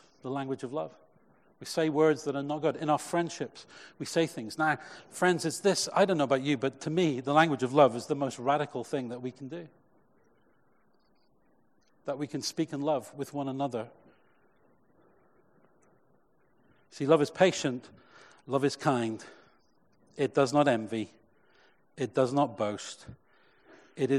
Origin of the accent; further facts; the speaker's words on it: Cheltenham, South West England, United Kingdom; when I was a youth leader in my first church growing up in Cheltenham